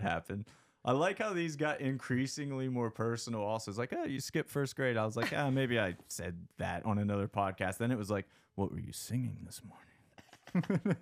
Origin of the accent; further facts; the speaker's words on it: McConnellsburg, Pennsylvania, United States; I grew up in South Central P A in a little town called McConnellsburg